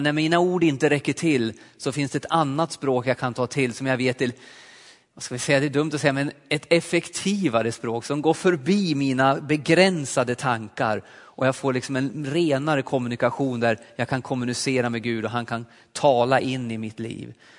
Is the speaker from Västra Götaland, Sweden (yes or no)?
no; Alsen, Jämtland, Sweden; moved away; also born or lived in Östersund / Forshaga; Jag är uppvuxen uppe i Jämtland i en liten pingstförsamling i Alsen